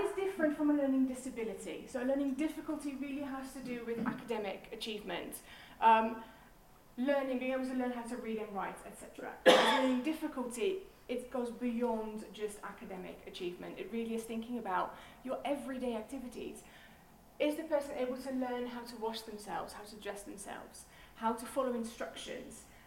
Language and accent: English; Netherlands; moved away as an adult; now in Portsmouth, United Kingdom; originally, I'm from the Netherlands, um, but God called me to England 18 years ago